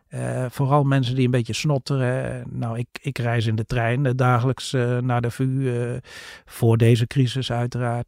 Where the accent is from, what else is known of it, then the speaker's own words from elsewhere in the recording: Netherlands; ook als Nederlanders